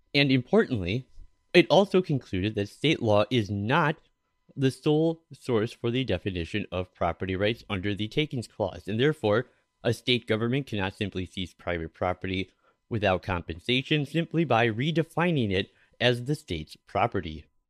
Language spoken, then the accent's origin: English; Minneapolis, Minnesota, United States; my hometown of Minneapolis